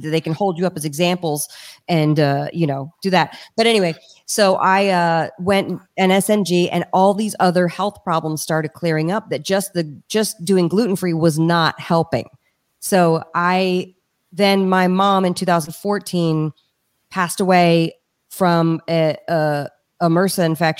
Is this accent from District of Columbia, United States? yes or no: yes; Washington, District of Columbia, United States; also born or lived in Richmond, Virginia; The city I grew up in, Washington, D.C. I was born in Richmond and grew up in D.C.